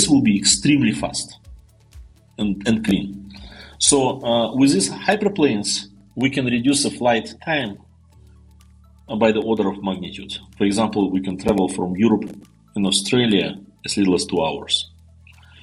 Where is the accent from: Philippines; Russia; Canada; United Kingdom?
Russia; Siberia; moved away; also born or lived in Novosibirsk, Russia; I was born in Siberia, in a small Mongolian village, not far from the place where Genghis Khan started his conquest